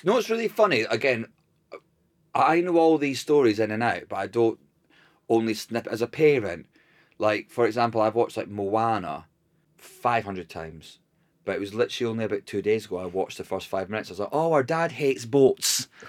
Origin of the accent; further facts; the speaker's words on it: United Kingdom; Because as a British person, you're like, oh, it's Disneyland Paris.